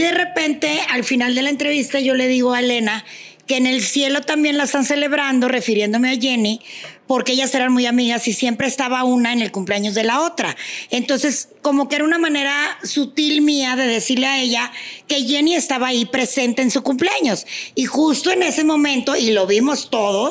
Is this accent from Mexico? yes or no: yes; Nuevo León, Mexico; moved away; allá en mi tierra, en Nuevo León